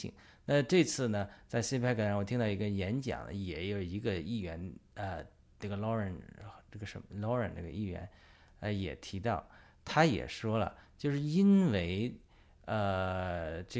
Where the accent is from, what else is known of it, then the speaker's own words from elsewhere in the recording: China; 就是对我们中国人来讲，对于我们爆料革命和我们的基督徒战友来讲，有什么启示？